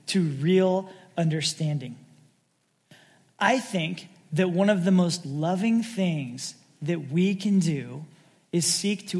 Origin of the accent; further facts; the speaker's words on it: Sacramento, California, United States; also born or lived in San Francisco; as a kid growing up in the Sacramento area, a few hours north